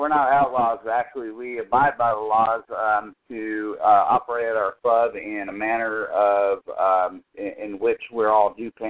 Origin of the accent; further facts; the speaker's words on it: the South, United States; and I'm from the South, and there are people from the South that, it was white brothers on white brothers